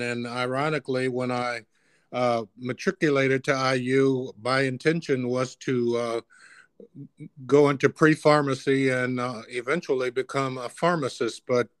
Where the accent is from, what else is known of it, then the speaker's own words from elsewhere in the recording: Gary, Indiana, United States; also born or lived in East Chicago, Indiana; Okay, I grew up in Gary, Indiana. I was born in East Chicago, Indiana, way back in 1946, a long time ago. Lived in East Chicago until I was in third grade. In third grade, my family moved from East Chicago to Gary, Indiana, to a very nice neighborhood.